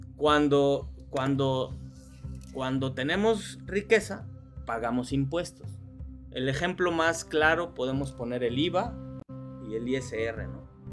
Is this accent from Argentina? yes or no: no; Mexico; nosotros como mexicanos